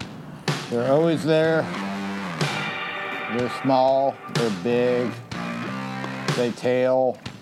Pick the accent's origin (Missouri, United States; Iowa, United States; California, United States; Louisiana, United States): Louisiana, United States; I'm from Louisiana.